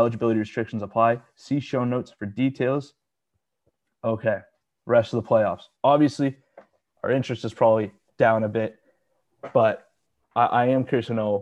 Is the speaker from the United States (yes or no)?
no; Canada; we're both Canadian, we're both in Canada